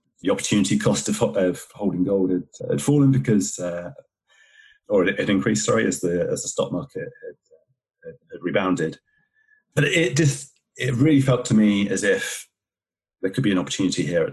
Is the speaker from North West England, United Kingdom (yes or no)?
no; Somerset, South West England, United Kingdom; now in Worcestershire, United Kingdom; I grew up in Somerset in England